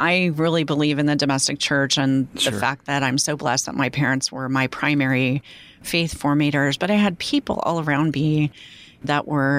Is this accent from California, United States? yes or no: yes; Santa Ana, California, United States; also born or lived in Fort Wayne, Indiana; I grew up, I was born in Fort Wayne, I grew up in Southern California.